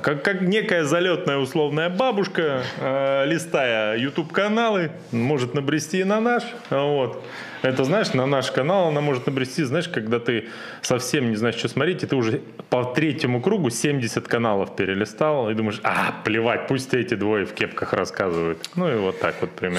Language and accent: Russian; Siberia, Russia; Это мы, сибиряки, это чё, с улицы семьдесят восьмой Дубровольческой бригады